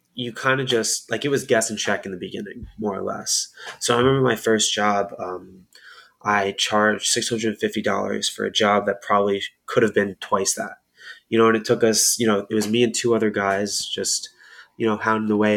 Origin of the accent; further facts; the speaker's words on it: Camden County, New Jersey, United States; I'm from South Jersey on Camden County